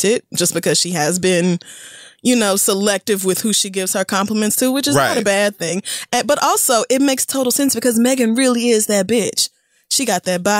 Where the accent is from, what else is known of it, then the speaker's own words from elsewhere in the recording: Louisiana, United States; I grew up very regular in Louisiana at that age